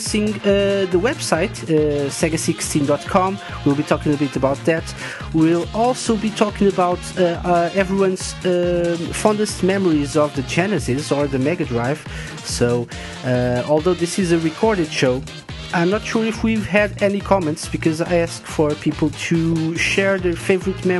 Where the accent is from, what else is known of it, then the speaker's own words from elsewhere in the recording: Portugal; I'm from Portugal